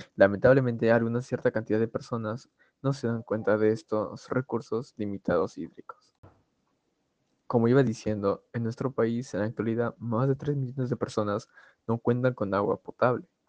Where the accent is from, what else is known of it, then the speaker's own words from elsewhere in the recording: Peru; Nosotros como peruanos